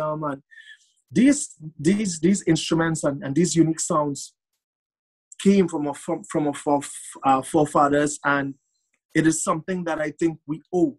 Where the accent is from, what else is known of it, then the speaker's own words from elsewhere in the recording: Gasparillo, Trinidad & Tobago; Born in Gasparilla